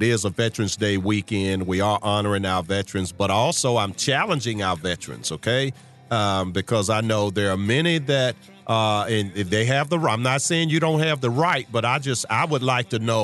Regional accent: Charles City, Virginia, United States; I grew up in Charles City, 20 minutes east of you in Sandston

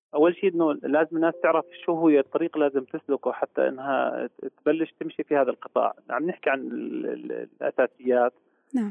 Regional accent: Jordan; عندنا في الاردن

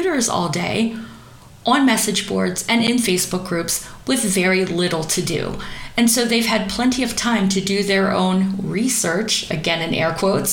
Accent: East Coast of America, United States; the little teeny tiny town that I grew up in on the East Coast of America

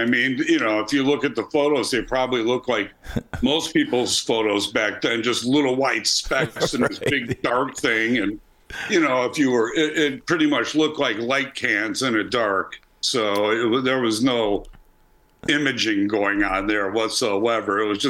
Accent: Chicago, Illinois, United States; Chicago, uptown.

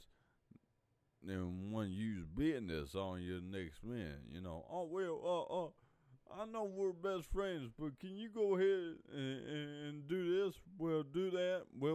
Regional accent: Louisville, Kentucky, United States; I'm from Louisville, Kentucky, born here, still live here

